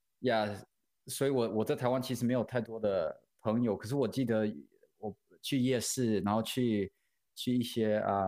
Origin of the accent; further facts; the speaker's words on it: Vancouver, British Columbia, Canada; English is a second language; moved away as an adult; also born or lived in Kaohsiung, Taiwan; now in Saskatchewan, Canada; I was born in Taiwan and my parents moved to Vancouver, Canada when I was in grade two, before I finished grade two. So I started grade three in Canada and came over here, didn't speak a lick of English. And then within 2 years, I was basically fluent. Within a year, probably, I was fluent because as a kid, you pick up super quick. And so I grew up in Vancouver, Canada.